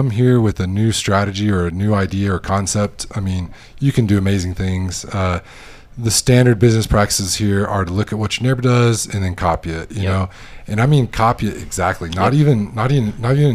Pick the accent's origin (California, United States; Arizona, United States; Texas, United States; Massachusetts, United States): Texas, United States; now in Loja, Ecuador; I'm from Texas